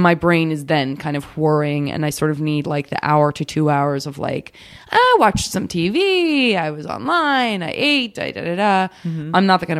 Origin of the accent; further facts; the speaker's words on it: Arizona, United States; I did have to read Arizona.